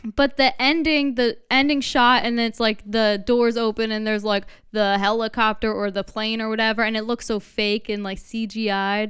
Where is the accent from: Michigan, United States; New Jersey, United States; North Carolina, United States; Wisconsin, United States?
New Jersey, United States; we're from New Jersey